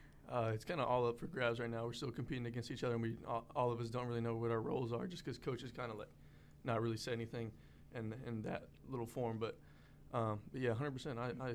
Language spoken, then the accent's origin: English; Houston, Texas, United States; moved away as an adult; now in Louisiana, United States; I'm from Houston.